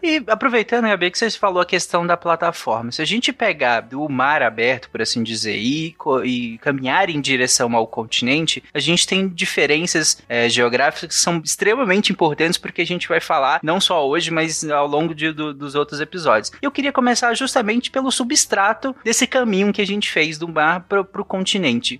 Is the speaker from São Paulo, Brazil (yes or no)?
no; Goiânia, Goiás, Brazil; Eu sou de Goiânia